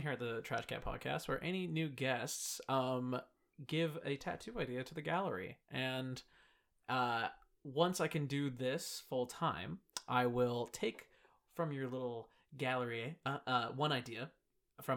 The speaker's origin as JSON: {"language": "English", "area": "Whidbey Island", "region": "Washington", "country": "United States", "said": "I am from Whitby"}